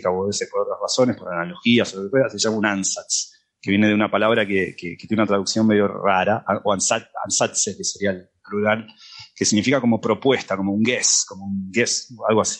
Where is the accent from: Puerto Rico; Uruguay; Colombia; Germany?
Germany; Spanish is a second language; es que, es que obviamente yo soy alemán y...